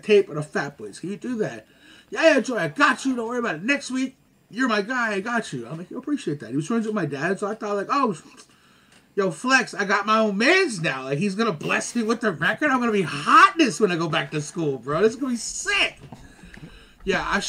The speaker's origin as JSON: {"language": "English", "town": "Montreal", "region": "Quebec", "country": "Canada", "said": "I'm from Lachine. That's how we said it"}